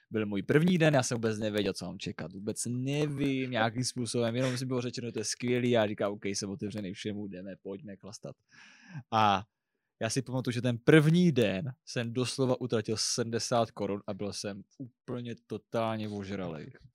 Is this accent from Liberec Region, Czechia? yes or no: no; Brno, South Moravian Region, Czechia; já jsem Brňák.